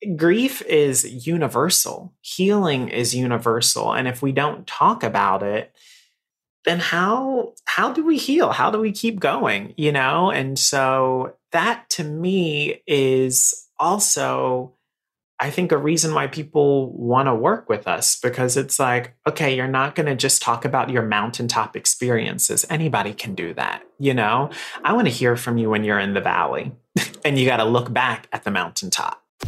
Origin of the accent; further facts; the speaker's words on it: Raleigh, North Carolina, United States; moved away as an adult; now in New York City, United States; I am from Raleigh, North Carolina. So I'm in, I'm a Southern boy, right? So I've lived here in New York for 13 years now.